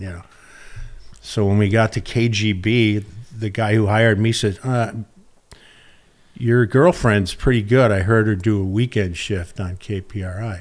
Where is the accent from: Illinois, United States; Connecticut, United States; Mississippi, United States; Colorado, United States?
Illinois, United States; Arlington Heights; moved away as an adult; also born or lived in Detroit, Michigan / Wisconsin; now in San Diego, United States; I was born in Motor City and then, uh, left there before I even remembered and then basically grew up in a suburb of Chicago called Arlington Heights